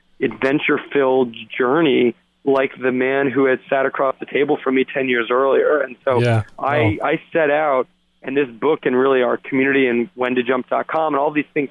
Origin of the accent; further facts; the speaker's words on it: Santa Barbara, California, United States; I grew up in a town called Santa Barbara, you know, 90 miles north of LA.